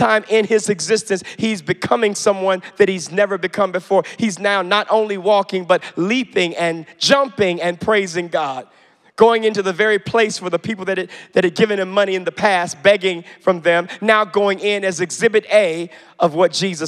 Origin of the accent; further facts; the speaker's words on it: Chicago, Illinois, United States; I grew up in the Baptist church, you all, and as a black Baptist kid on the south side of Chicago